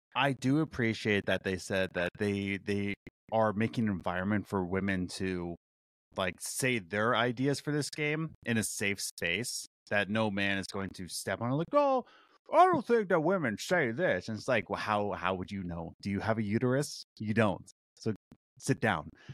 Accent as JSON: {"language": "English", "town": "Philadelphia", "region": "Pennsylvania", "country": "United States", "tie": "born or raised there", "said": "my hometown of Philly"}